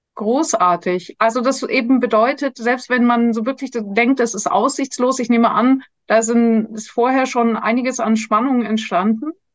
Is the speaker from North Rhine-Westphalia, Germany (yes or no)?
no; Munich, Bavaria, Germany; wir sind beide aufgewachsen in München